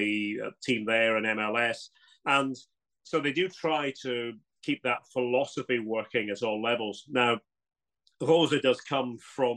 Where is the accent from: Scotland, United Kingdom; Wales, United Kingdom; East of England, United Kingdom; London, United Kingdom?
Scotland, United Kingdom; moved away as an adult; now in Germany; being a Scot